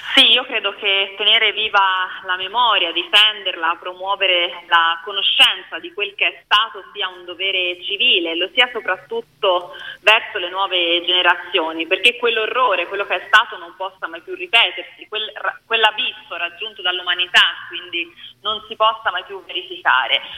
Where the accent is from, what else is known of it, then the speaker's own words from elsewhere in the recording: Tuscany, Italy; Io vengo dalla Toscana